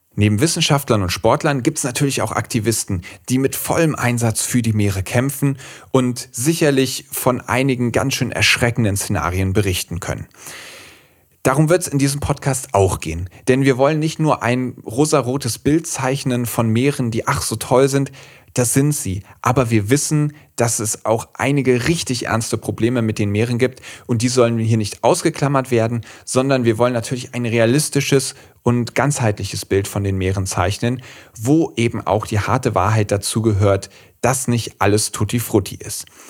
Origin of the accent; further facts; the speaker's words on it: Schwalm, Central Hesse, Germany; also born or lived in Marburg; Ich komme auch ursprünglich hier aus Mittelhessen, aus der Schwalm, das ist so eine Region zwischen Kassel und Marburg